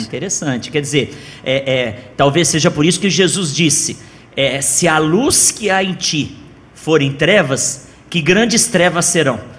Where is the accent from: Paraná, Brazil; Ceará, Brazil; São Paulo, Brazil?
São Paulo, Brazil; now in Goiânia, Brazil; Eu também sou de São Paulo, viu, Josi? Estou aqui há 19 anos